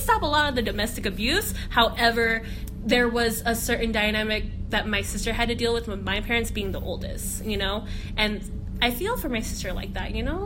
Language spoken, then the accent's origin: English; West Coast, United States; I'm from the West Coast